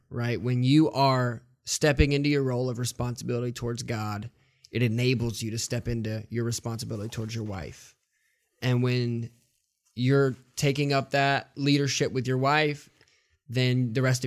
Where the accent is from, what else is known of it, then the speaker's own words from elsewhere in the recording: the South, United States; I'm from the South, where we all put stickers on Yeti coolers